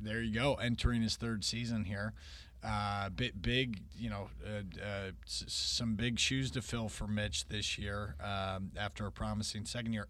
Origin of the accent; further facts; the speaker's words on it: Chicago, Illinois, United States; moved away as an adult; now in San Francisco, United States; the nineties growing up in Chicago